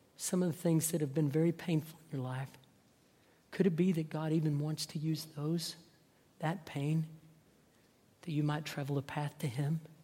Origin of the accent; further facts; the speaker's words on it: North Texas, United States; I grew up in North Texas